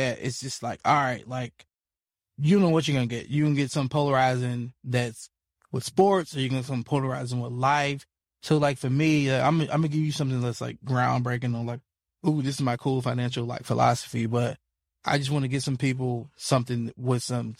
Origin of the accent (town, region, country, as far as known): Memphis, Tennessee, United States; born or raised there